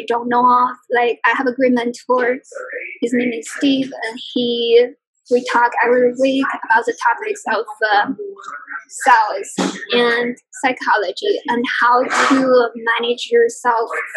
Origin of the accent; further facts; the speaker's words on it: China; moved away as an adult; now in Detroit, United States; I grew up in China